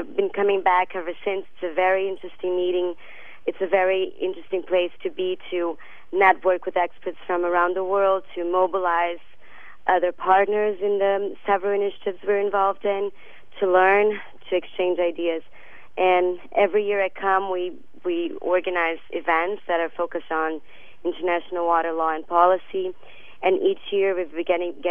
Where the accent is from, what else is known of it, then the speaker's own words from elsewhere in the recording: Brazil; now in Washington, D.C., United States; I'm actually from Brazil, based in at WWF US